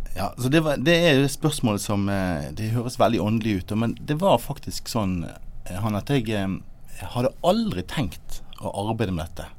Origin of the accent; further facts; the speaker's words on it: Bergen, Vestland, Norway; jeg er en glad gutt fra Arna, rett øst for Bergen